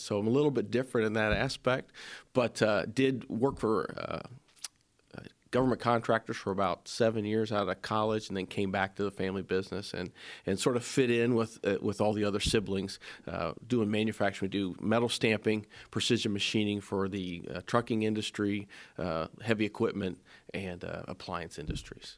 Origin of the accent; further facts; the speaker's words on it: Springfield, Ohio, United States; I come from Springfield area, born and raised there